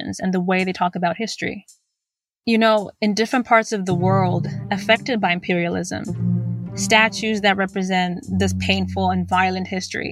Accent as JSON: {"language": "English", "country": "Zimbabwe", "said": "I'm from Zimbabwe"}